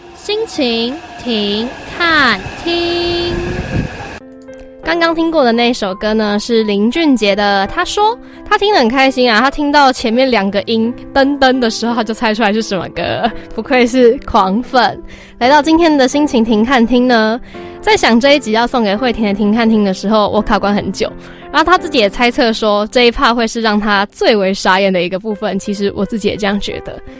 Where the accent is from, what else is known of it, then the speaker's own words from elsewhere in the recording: Taiwan; 我们台湾人是过在八月八号的爸爸节